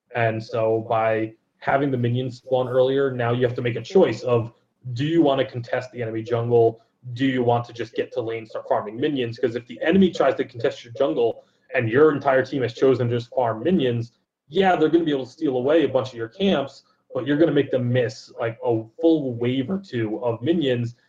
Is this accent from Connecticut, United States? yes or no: yes; Connecticut, United States; now in Las Vegas, United States; I am from Connecticut